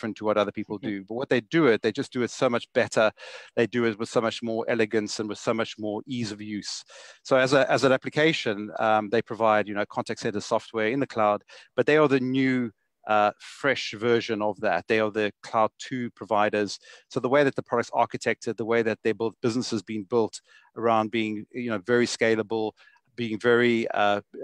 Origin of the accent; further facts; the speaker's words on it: Johannesburg, Gauteng, South Africa; I originate from South Africa, as you can hear from my accent, Johannesburg. I went to school and grew up in Johannesburg my whole life